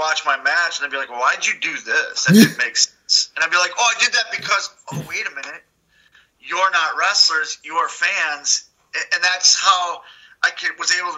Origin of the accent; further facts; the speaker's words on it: Milwaukee, Wisconsin, United States; now in Charlotte, United States; we're from Milwaukee, which is the Brew City.